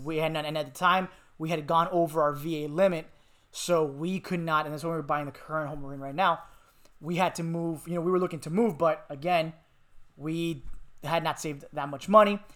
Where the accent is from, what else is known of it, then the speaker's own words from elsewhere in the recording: Miami, Florida, United States; moved away; I'm from Miami